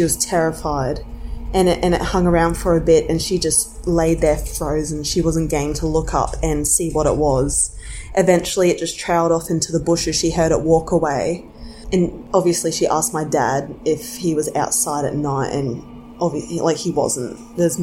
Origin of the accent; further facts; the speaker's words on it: Cairns, Queensland, Australia; I'm from Cairns, Australia